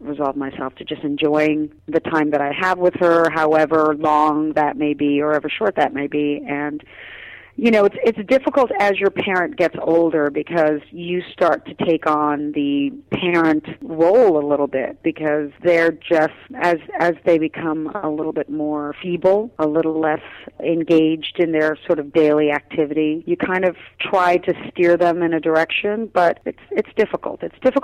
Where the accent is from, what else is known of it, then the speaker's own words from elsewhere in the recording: New York City, New York, United States; also born or lived in Trinidad; We grew up in Queens, in Brooklyn and in Queens.